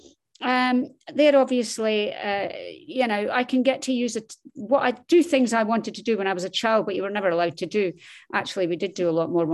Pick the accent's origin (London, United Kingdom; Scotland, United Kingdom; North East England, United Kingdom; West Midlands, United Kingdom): Scotland, United Kingdom; accent: Scottish; also born or lived in Dundee, Scotland; As you can tell from my accent, I am Scottish